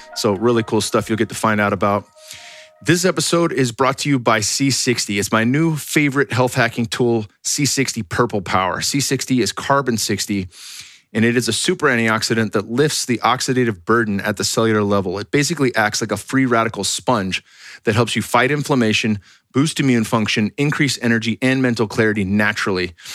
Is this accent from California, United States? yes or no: yes; California, United States; moved away; I'm from California